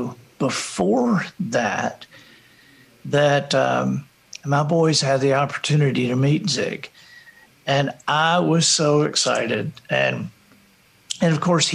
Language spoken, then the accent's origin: English; Alabama, United States; we're from Alabama